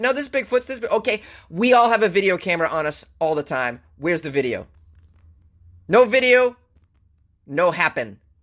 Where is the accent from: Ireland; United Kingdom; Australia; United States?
United States; I'm an American.